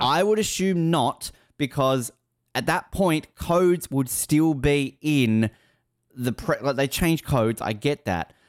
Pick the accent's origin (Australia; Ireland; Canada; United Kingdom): Australia; I'm Australian